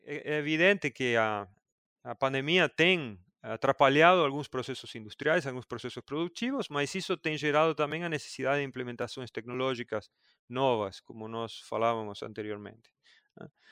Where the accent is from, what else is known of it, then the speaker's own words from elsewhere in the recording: Argentina; moved away as an adult; also born or lived in Buenos Aires, Argentina; Eu sou do interior da Argentina e aí fui trabalhar em Buenos Aires